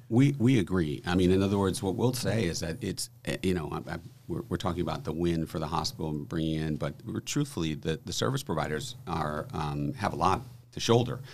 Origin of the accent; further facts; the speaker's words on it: New Orleans, Louisiana, United States; moved away; This is my hometown, uh, so it's always great back, great to be back in New Orleans